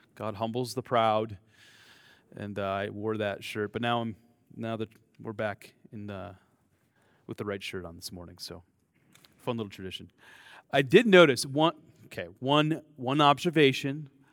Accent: United States; accent: American; my American accent

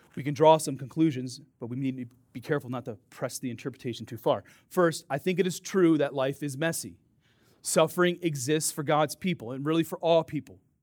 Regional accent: Dubuque, Iowa, United States; I grew up on the Mississippi River, right? Dubuque, Iowa.

